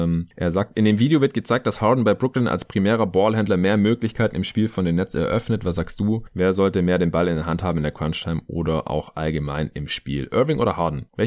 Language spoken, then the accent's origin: German; Stuttgart, Baden-Württemberg, Germany; morgen am Sonntag nach Hause in meine alte Heimat nach Stuttgart